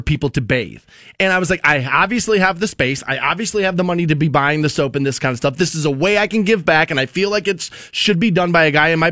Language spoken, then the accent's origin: English; Ohio, United States; I'm born and raised in Ohio, but not necessarily from Canton